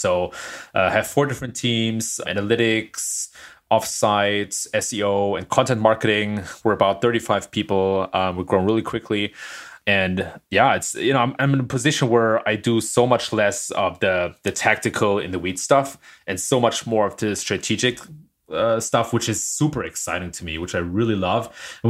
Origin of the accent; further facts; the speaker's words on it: Germany; moved away as an adult; now in California, United States; Don't ask the German.